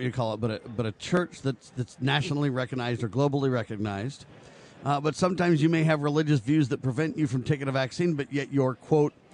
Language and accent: English; California, United States; moved away; I grew up in California too